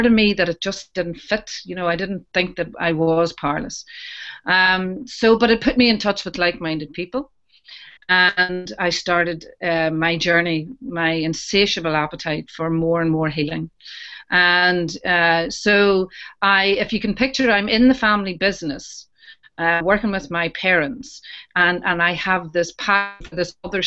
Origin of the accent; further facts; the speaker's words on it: Newcastle, Northern Ireland, United Kingdom; I'm from Newcastle in County Down in Northern Ireland